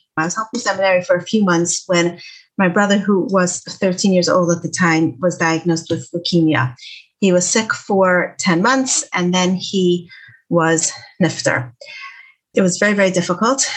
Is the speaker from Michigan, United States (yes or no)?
yes; Detroit, Michigan, United States; I'm from Detroit